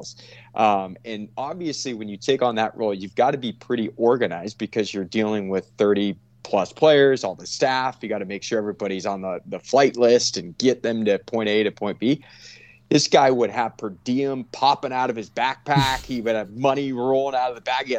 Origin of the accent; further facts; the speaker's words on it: Santa Cruz, California, United States; as a kid growing up in Santa Cruz, just outside of San Jose